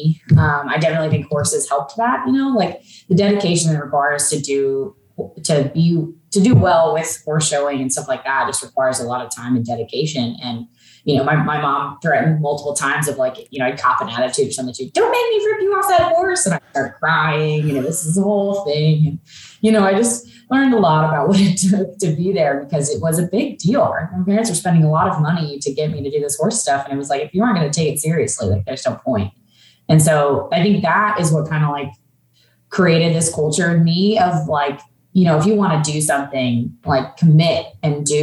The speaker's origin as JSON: {"language": "English", "town": "Olympia", "region": "Washington", "country": "United States", "tie": "born or raised there", "said": "I grew up in Olympia, pretty much in like kind of the outskirts of Olympia"}